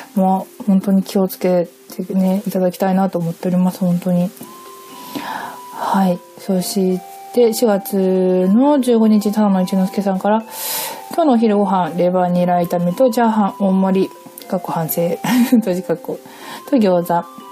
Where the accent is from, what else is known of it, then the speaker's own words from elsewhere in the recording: Hokkaido, Japan; 私北海道出身でして。